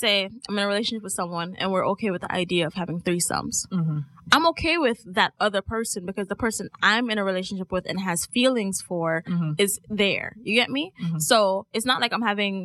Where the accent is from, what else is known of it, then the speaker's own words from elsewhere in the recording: Jamaica; being Jamaican